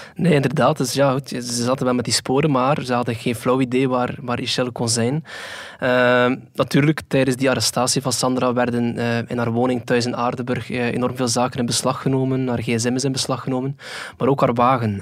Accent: Flanders, Belgium; bij ons in Vlaanderen

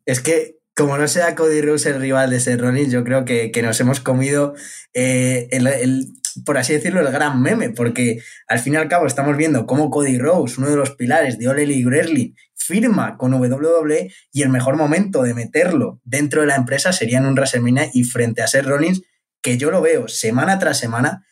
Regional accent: Spain; yo como español

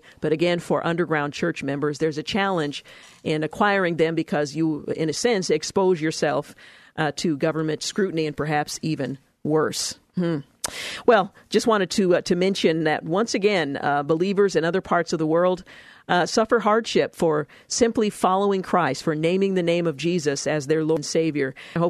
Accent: United States; I'm an American girl.

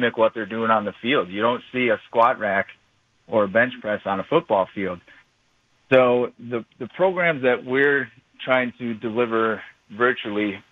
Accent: Brookfield, Wisconsin, United States; also born or lived in Stevens Point / Minnesota / Virginia; I am a local guy. I grew up in Brookfield and played football, ran track at Brookfield East.

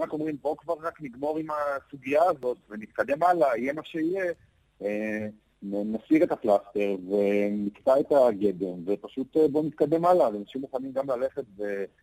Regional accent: Israel; born or raised there; now in London, United Kingdom

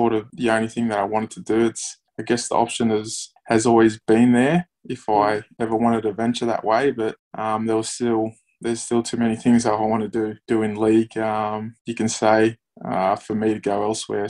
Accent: Wollongong, New South Wales, Australia; I grew up in Wollongong.

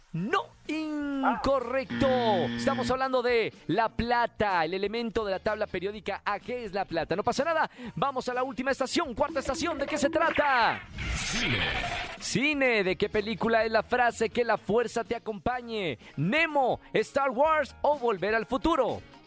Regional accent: Nuevo León, Mexico; Nuevo León, de mi tierra

